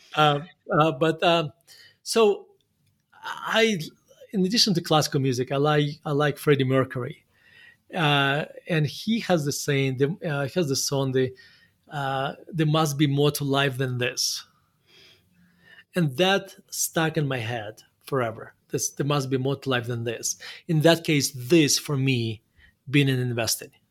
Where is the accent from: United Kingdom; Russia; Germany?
Russia; Murmansk, Murmansk Oblast; English is a second language; moved away as an adult; now in United States; spent my, the first eighteen years of my life in Murmansk.